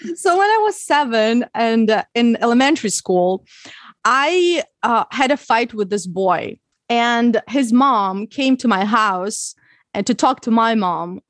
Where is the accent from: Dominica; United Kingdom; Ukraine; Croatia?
Ukraine; English is a second language; moved away as an adult; also born or lived in Odessa; now in United States; I learned English when I was in Ukraine. I didn't live in the U, U S when I was a, when I was a child.